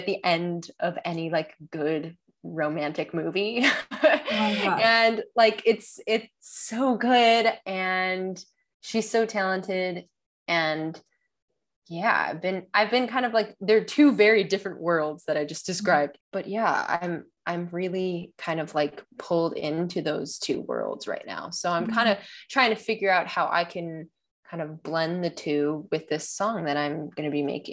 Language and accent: English; Chicago, Illinois, United States; moved away as an adult; also born or lived in Boston; I'm originally from Chicago